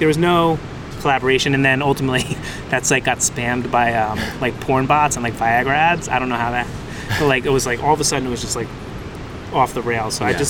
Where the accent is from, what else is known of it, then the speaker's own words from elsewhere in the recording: Northern New Jersey, United States; moved away as an adult; now in New York City, United States; I'm from New Jersey. Northern Jersey? Northern Jersey